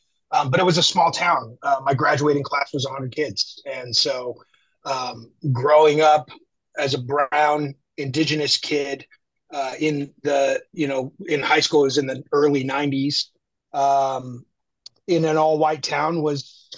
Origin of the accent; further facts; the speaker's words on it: Park City, Utah, United States; also born or lived in Chattanooga, Tennessee; And we moved to Utah when I was two, which is where my mother grew up. I grew up in Park City, Utah, which is a ski resort town on the west side of the Rocky Mountains. That's where I grew up. It's a ski resort town.